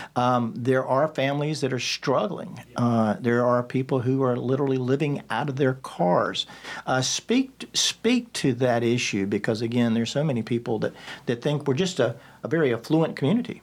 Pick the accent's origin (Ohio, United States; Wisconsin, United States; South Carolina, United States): South Carolina, United States; Rock Hill; I'd say Rock Hill, South Carolina